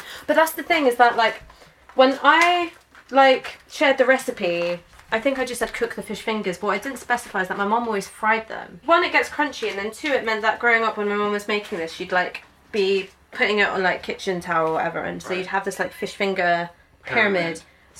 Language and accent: English; England, United Kingdom; I was born in this country, my mum was born in this country.